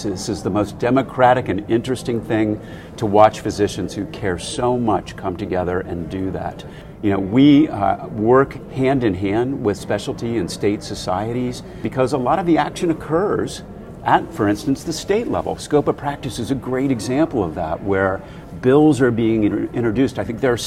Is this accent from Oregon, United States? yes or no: no; Ohio, United States; moved away as an adult; now in Chicago, United States; I grew up in Ohio